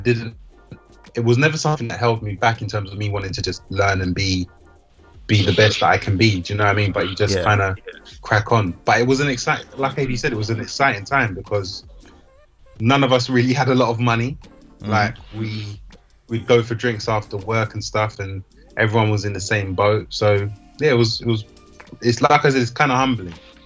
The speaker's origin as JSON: {"language": "English", "region": "London", "country": "United Kingdom", "tie": "born or raised there", "said": "I was born and bred in South London"}